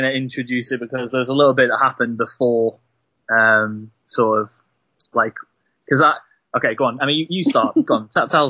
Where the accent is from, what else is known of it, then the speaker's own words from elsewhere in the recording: North Wales, United Kingdom; I'm from North Wales. I live in a little, tiny little village, a little hamlet, I guess, called Penny Lan.